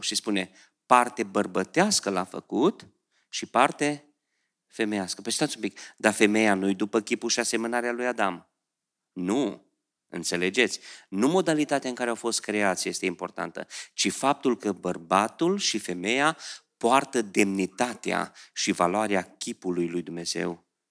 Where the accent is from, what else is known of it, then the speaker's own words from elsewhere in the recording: Beclean, Bistrița-Năsăud, Romania; moved away as an adult; also born or lived in Oradea; Eu am, m-am născut lângă Someș acolo, în Beclian, da? La 5 ani în vacanța când trebuia să me, ă, intrăm la grădiniță în grupa mare, la 5 ani mergeam cu prieteni la Someș